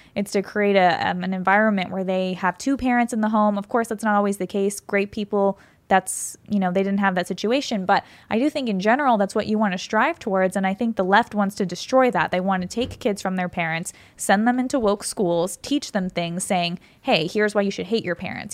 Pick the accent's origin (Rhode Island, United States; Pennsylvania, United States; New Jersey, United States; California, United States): California, United States; I grew up in California